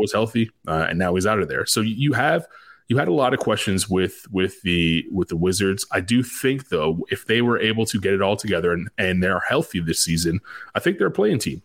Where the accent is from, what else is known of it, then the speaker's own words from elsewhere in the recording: Canada; now in Charlotte, United States; I'm a Canadian